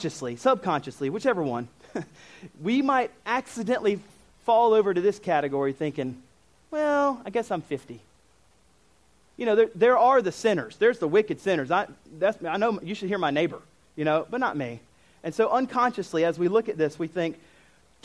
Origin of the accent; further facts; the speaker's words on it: United States; I'm American